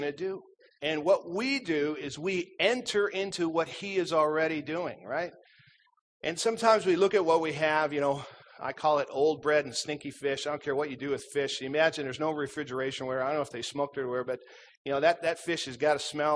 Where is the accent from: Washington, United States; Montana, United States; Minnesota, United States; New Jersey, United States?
Minnesota, United States; I grew up in Minnesota